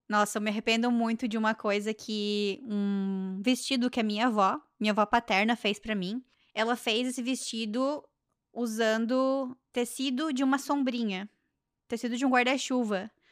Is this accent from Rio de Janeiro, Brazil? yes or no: no; Joinville, Santa Catarina, Brazil; Lá em Joinville abriu, na minha cidade